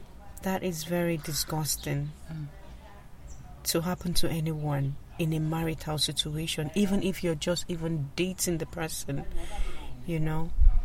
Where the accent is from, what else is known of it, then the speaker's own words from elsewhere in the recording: Nigeria; moved away as an adult; now in Ireland; I am originally from Nigeria, but now I'm an Irish citizen, and I'm very grateful for that. I came to Ireland in 2001